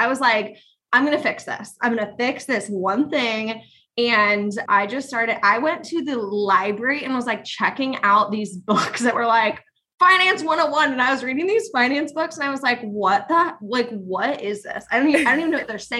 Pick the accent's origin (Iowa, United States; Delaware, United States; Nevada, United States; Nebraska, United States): Iowa, United States; I grew up in Iowa in a small town